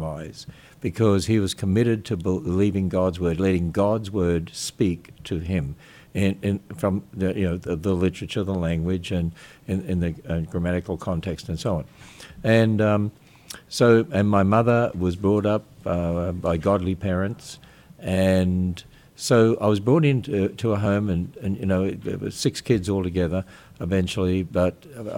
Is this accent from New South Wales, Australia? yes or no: no; Queensland, Australia; moved away as an adult; also born or lived in Cairns, Queensland / Innisfail, Queensland; now in United States; I was brought up in Australia, which is a very pagan country